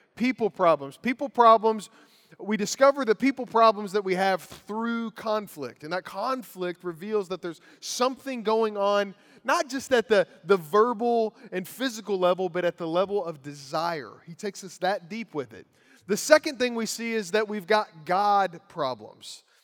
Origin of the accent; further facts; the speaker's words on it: Lawrenceburg, Kentucky, United States; As a teenage boy growing up in Lawrenceburg, Kentucky